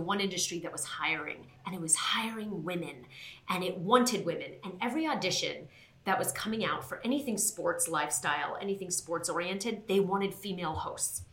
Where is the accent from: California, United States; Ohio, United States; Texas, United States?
California, United States; Southern; born or raised there; moved away as an adult; also born or lived in Queens, New York